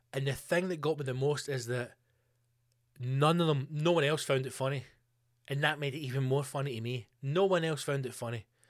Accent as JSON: {"language": "English", "region": "Scotland", "country": "United Kingdom", "said": "I'm obviously a Scottish person"}